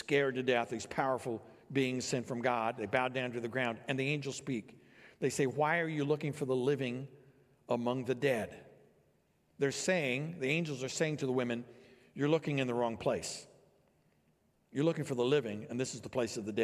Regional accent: Illinois, United States; I grew up here in Illinois, and so I was not around mountains

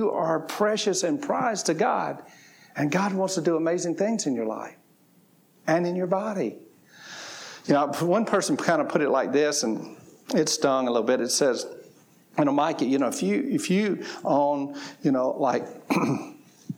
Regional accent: the South, United States; I grew up in the South, and I grew up on fried chicken, collard greens, cornbread, and all that kind of stuff

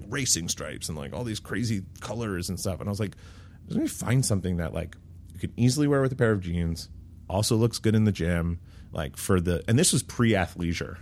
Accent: New York, United States; So I grew up in New York, uh, just outside of the city

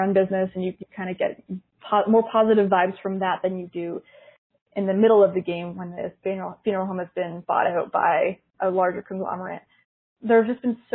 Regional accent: Canada; So I'm from Canada

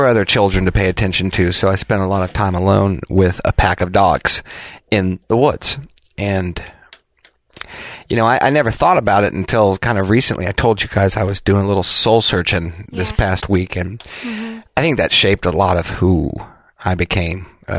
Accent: Clarksville, Tennessee, United States; Raised by wolves in Clarksville, Tennessee.

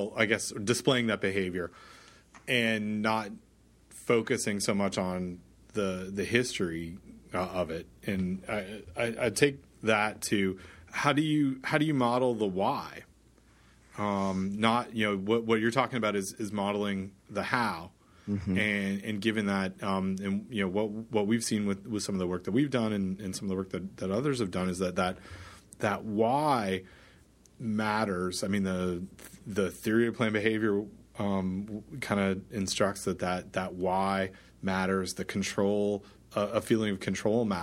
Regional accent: Canada; I'm Canadian

